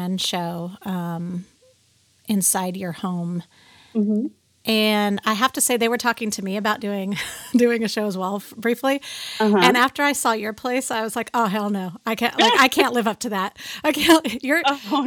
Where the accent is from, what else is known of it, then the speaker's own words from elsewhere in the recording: Torrance, California, United States; moved away; I grew up in Torrance